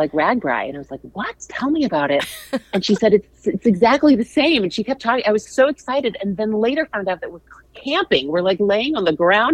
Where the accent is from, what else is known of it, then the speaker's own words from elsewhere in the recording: St. Louis, Missouri, United States; I'm from St. Louis